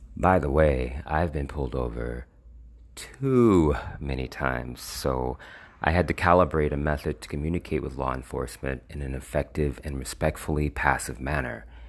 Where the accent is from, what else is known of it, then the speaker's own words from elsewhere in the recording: United States; I'm a black man with a certified birth certificate who was born and bred in America